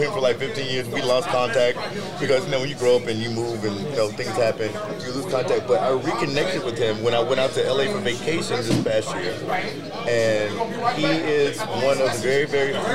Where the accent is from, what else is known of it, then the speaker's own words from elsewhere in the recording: Birmingham, Alabama, United States; moved away as an adult; also born or lived in Cleveland, Ohio / Aurora, Ohio; I grew up in the church. I'm from, like, Birmingham. I'm from the South